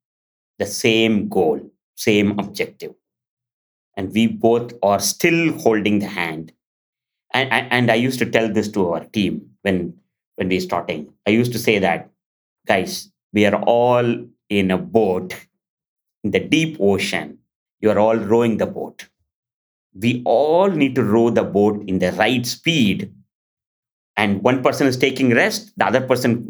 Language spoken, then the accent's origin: English; India; moved away; when I was 7, I'm from India. And I'm in a remote village